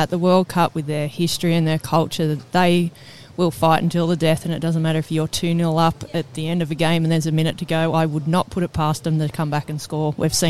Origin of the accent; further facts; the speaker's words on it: Australia; I don't know if we have that reputation as Aussie footballers to go that far